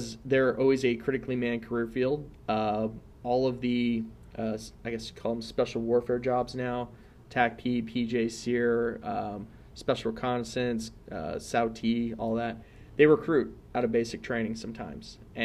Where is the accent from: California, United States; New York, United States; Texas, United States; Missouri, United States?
California, United States; Riverside; also born or lived in Torrance, California / Redondo Beach, California; Then I moved out to Riverside, California. Spent the rest of my childhood and adolescence there